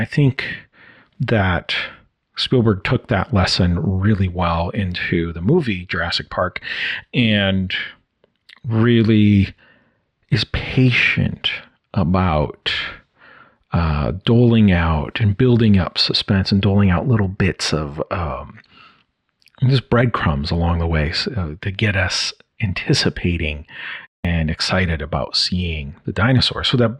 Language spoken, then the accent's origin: English; Brazil; also born or lived in United States; I was living in Brazil because I was born in South America in Brazil, where my parents were missionaries. And at this point, I had returned from living for a year in the U.S.